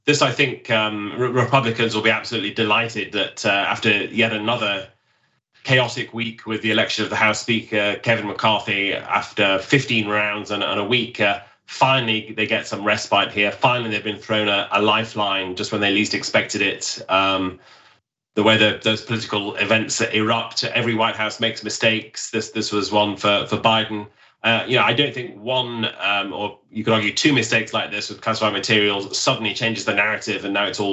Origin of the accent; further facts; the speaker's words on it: United Kingdom; accent: British; now in Washington, United States; as I would pronounce it in my British accent